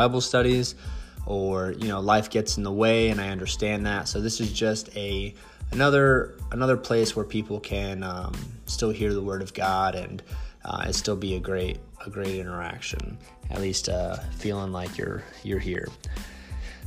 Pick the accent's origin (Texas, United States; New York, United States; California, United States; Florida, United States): Florida, United States; Central; born and raised in Central Florida